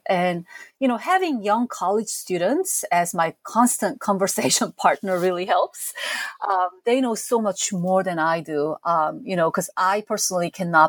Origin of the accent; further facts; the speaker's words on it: South Korea; As a teenager growing up in South Korea in the 70s and 80s, I never skipped the top of the chart music shows on TV.